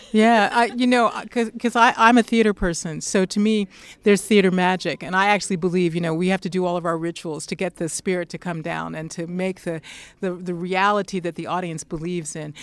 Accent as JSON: {"language": "English", "town": "Pittsburgh", "region": "Pennsylvania", "country": "United States", "tie": "born or raised there", "moved": "yes", "lives_now": "Massachusetts, United States", "said": "I grew up in Pittsburgh, Pennsylvania, and I live in Massachusetts."}